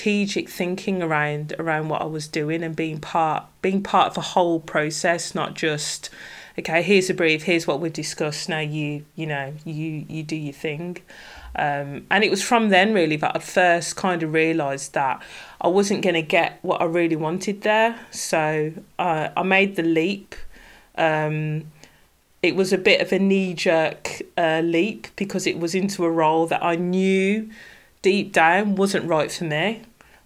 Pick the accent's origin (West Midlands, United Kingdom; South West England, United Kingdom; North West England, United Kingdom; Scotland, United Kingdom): West Midlands, United Kingdom; Birmingham; accent: Brummie; now in Derbyshire, United Kingdom; I'm originally from Birmingham, and any Brummies listening will hear my distinctive Brummie accent.